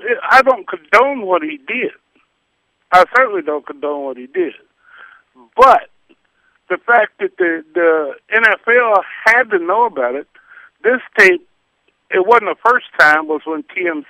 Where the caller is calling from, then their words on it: Minnesota, United States; I'm from Minnesota.